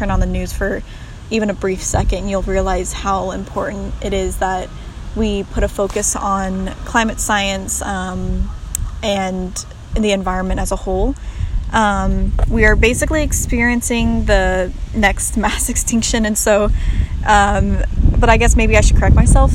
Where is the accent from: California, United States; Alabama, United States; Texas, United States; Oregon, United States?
California, United States; Sierra Nevada foothills, Northern; moved away as an adult; also born or lived in Paraguay; now in Bozeman, United States; I'm originally from Northern California and was raised in the Sierra Nevada foothills of California, kind of near Lake Tahoe, or in between Lake Tahoe and Sacramento